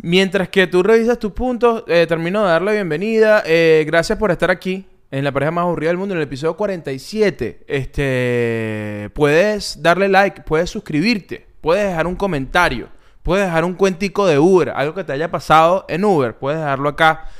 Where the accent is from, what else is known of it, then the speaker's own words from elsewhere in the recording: Ocumare del Tuy, Miranda, Venezuela; Yo soy Okumare del Tuy